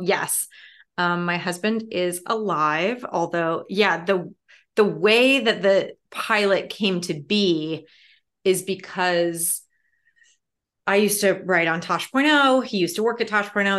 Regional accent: Chicago, Illinois, United States; I'm a city kid from Chicago

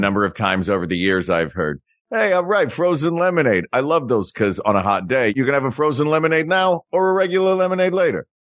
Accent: Tennessee, United States; In Tennessee, I grew up in Tennessee

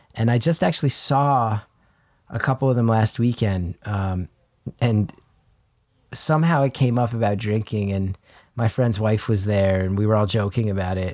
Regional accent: New Jersey, United States; growing up in New Jersey, there's a strong culture of just, like, greasy food

